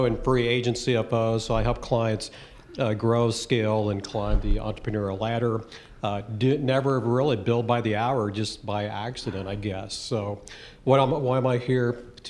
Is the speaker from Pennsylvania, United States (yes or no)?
no; Columbia, Missouri, United States; I'm from Columbia, Missouri. I'm a certified introvert.